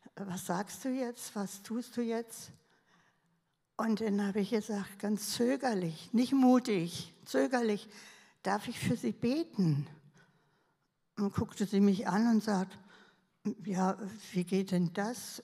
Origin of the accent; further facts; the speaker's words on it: Berlin, Germany; ich bin ja Berlinerin